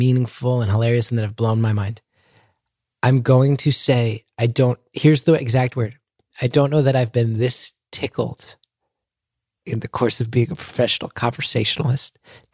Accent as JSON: {"language": "English", "region": "New Jersey", "country": "United States", "tie": "born or raised there", "also_born_or_lived": "Astoria, New York", "said": "growing up in New Jersey."}